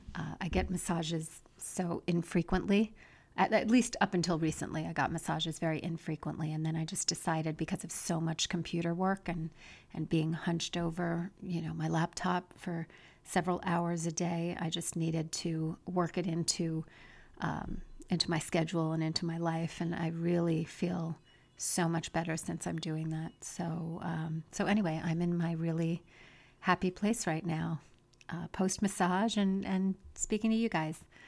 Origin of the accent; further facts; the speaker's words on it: United States; we as American women